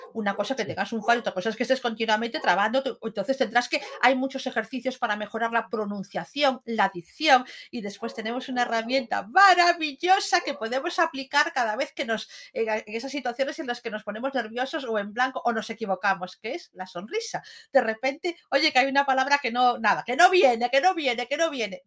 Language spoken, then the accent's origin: Spanish; Lugo, Galicia, Spain; Como buenos gallegos